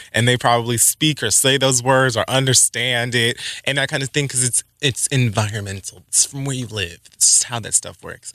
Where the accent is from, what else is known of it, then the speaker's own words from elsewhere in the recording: Miami, Florida, United States; my hometown, Miami, Florida, Dade County